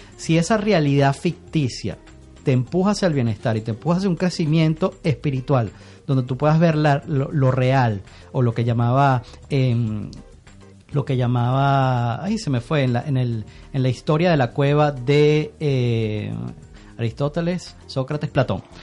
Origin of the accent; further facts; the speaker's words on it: Caracas, Miranda, Venezuela; also born or lived in Paris, France / Canada; yo crecí en La Lagunita, y en la Universidad Metropolitana